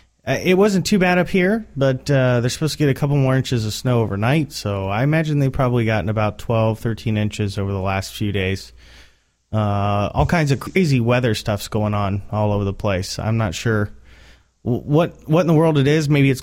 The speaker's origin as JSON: {"language": "English", "town": "Indianapolis", "region": "Indiana", "country": "United States", "said": "We are from Indianapolis"}